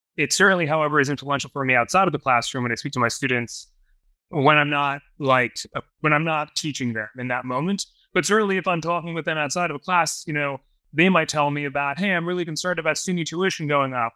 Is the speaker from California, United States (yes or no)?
no; Long Island, New York, United States; now in upstate New York, United States; I grew up on Long Island